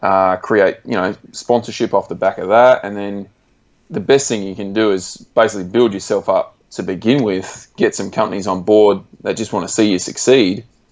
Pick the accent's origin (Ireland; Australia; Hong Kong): Australia; state level events like we do in Australia, but we've got like state based championships in like my home state and Victoria.